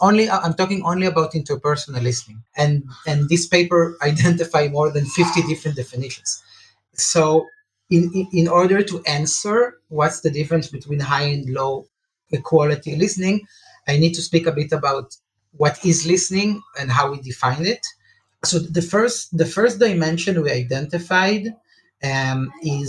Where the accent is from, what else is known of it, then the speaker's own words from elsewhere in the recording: Israel; I'm from Israel